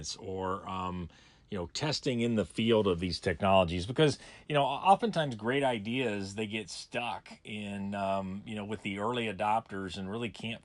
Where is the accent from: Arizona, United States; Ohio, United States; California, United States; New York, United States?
Ohio, United States; I grew up in Ohio and went to Ohio State